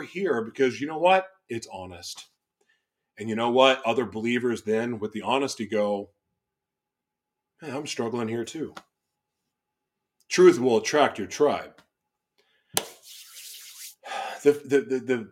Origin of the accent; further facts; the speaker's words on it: Oklahoma, United States; also born or lived in Los Angeles / Florida; now in Minnesota, United States; where I grew up in Oklahoma, you're checking the box if you go to church